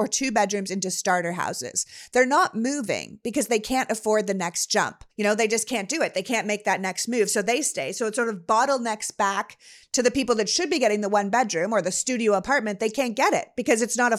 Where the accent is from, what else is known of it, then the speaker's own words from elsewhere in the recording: Canada; moved away; where I'm from in Canada